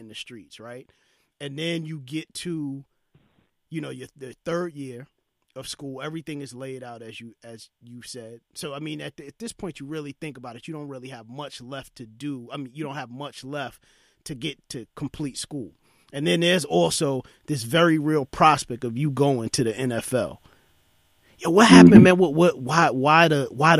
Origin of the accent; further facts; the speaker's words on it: New York City, New York, United States; I grew up in East New York, Brooklyn.